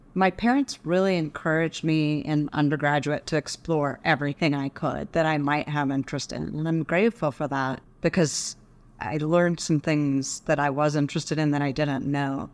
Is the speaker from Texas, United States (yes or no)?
yes; Dallas, Texas, United States; also born or lived in Boulder, Colorado; now in Colorado, United States; I grew up in Dallas.